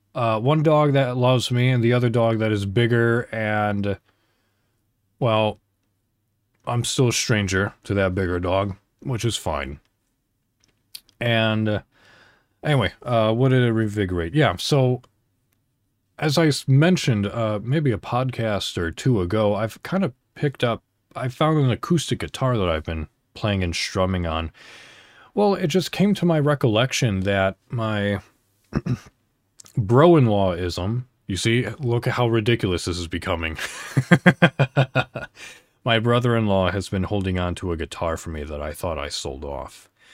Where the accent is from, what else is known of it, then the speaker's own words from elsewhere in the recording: Illinois, United States; moved away as an adult; now in Indiana, United States; I'm an American. I live in Indiana. So, I celebrate Thanksgiving. So, I drove to my hometown in Illinois